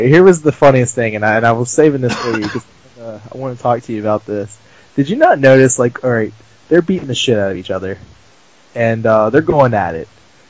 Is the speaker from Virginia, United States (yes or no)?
yes; Portsmouth, Virginia, United States; I am from Portsmouth, Virginia.